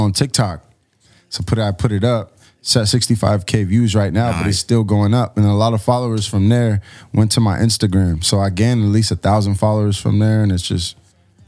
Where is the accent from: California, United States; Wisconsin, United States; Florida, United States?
California, United States; Chula Vista; I'm from San Diego, South Bay to be specific